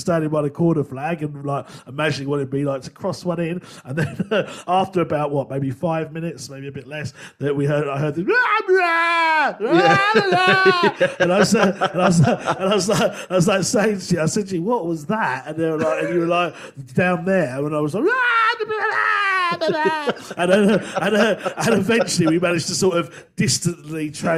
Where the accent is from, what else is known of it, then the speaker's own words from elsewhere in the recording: England, United Kingdom; I'm as an Englishman